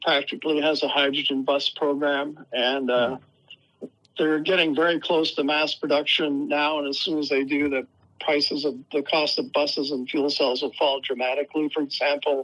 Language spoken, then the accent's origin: English; Canada; moved away as an adult; also born or lived in Hawaii / Texas; now in United States; I'm a Canadian